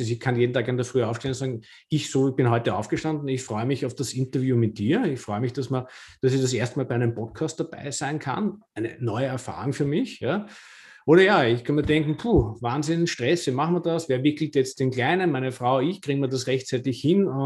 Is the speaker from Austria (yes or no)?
yes; Vienna, Austria; now in Lower Austria, Austria; jetzt bin ich ja Wahlniederösterreicher, aber ich bin gebürtiger Wiener und habe 42 Jahre in der Stadt gelebt.